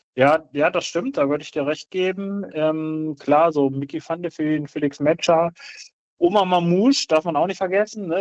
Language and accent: German; Braunschweig, Lower Saxony, Germany; ich äh, gebürtiger Braunschweiger bin